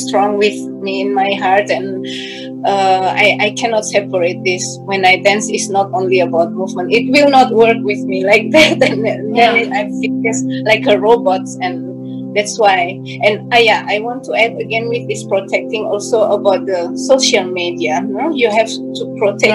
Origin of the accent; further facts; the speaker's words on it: Indonesia; now in Germany; I'm from Indonesia